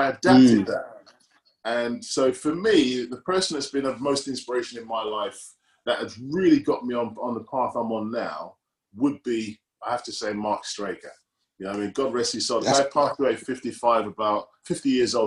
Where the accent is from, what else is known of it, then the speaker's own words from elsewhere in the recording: Reading, South East England, United Kingdom; I'm from Reading